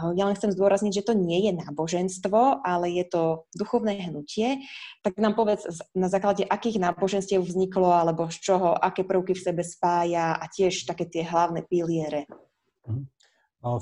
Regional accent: Prešov, Prešov Region, Slovakia; moved away; keď som vyrastala ešte v Prešove

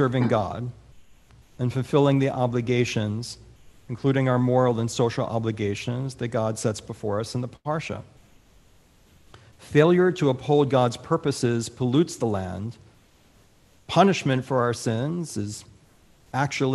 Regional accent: United States; now in Michigan, United States; As an American, as a Michigander now

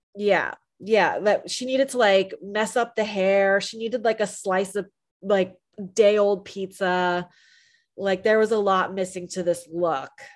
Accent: New Jersey, United States; I'm from New Jersey

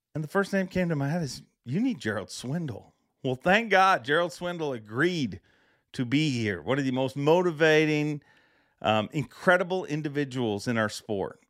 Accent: Canada; as a Canadian

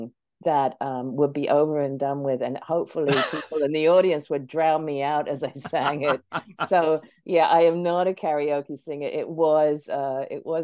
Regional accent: England, United Kingdom; I grew up in England

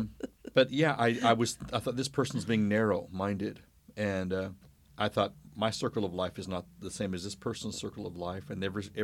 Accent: New Mexico, United States

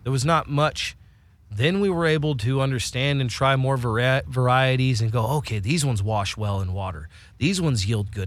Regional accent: Willits, California, United States; moved away; also born or lived in Spain; I grew up in Northern California

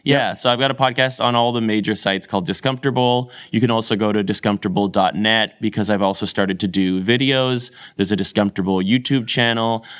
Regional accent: Canada; I'm a Canadian

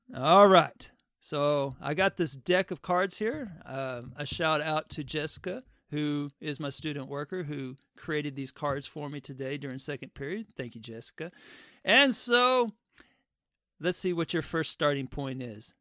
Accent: the South, United States; I'm a Southerner too

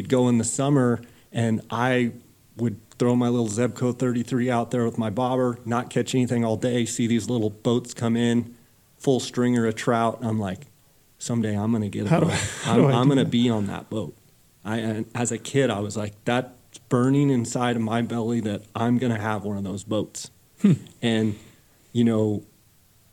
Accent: Phoenix, Arizona, United States; I grew up in Phoenix and come from kind of ranching family on both sides

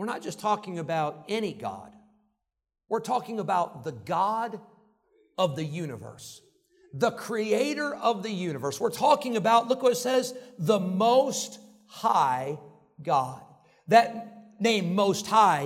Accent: Rockford, Illinois, United States; the church where I grew up in Rockford, Illinois.

